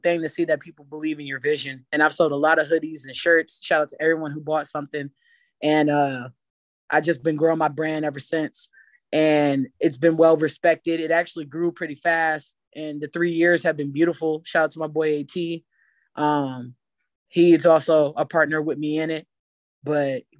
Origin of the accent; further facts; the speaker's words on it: Ravenna, Ohio, United States; I'm from Ravenna, Ohio, a small town that's underestimated